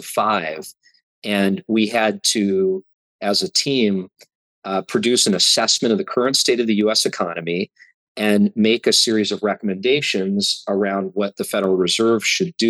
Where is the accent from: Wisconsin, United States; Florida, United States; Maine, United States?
Wisconsin, United States; Milwaukee; also born or lived in Appleton, Wisconsin / Denver, Colorado; And then in fourth grade, my family moved to Milwaukee and lived in Milwaukee until I went away to college.